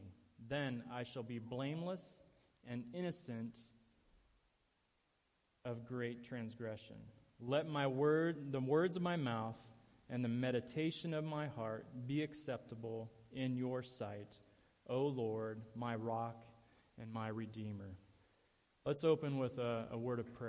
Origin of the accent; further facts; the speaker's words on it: Ohio, United States; moved away; in my home state in Ohio, near Cleveland